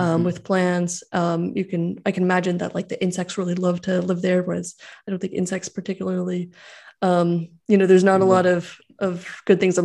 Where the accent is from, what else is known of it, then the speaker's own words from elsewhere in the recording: California, United States; I grew up in California